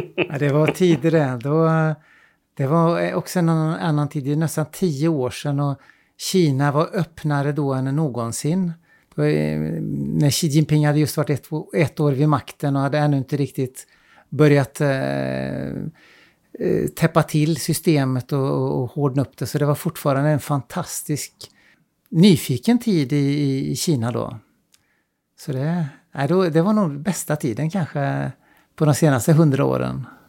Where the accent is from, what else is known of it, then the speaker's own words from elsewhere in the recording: Sweden; moved away as an adult; also born or lived in China; jag är svensk